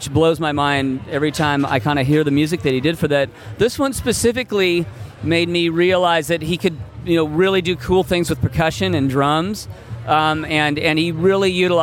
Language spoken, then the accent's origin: English; Seattle, Washington, United States; I have my dear friend Duff McKagan, who I grew up with in Seattle.